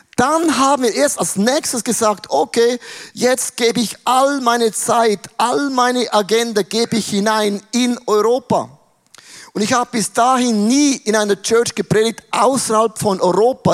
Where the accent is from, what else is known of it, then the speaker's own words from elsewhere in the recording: Werdenberg, St. Gallen, Switzerland; In Werdenberger, wo ich aufgewachsen bin